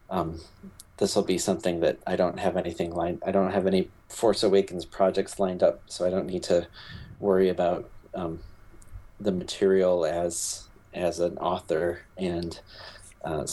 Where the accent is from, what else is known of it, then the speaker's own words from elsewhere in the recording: Michigan, United States; I grew up in Michigan